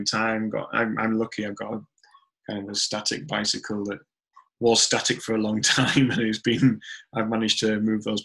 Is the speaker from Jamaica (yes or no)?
no; Leeds, Yorkshire and the Humber, United Kingdom; moved away as an adult; now in Mexico City, Mexico; I'm originally from Leeds, as you said, Yorkshire.